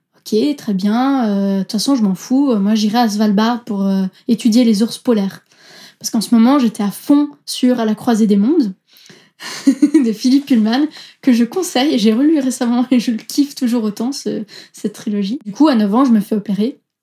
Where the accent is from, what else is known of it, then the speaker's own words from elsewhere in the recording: Switzerland; Je suis d'origine italienne, euh, mes parents viennent de Naples, mais je suis née et j'ai grandi en Suisse.